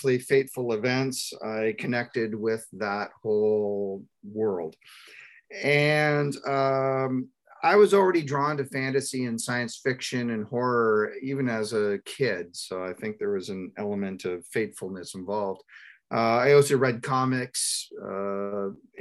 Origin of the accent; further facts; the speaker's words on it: Toronto, Ontario, Canada; We're from the Ontario, Canada, and I grew up in the Toronto area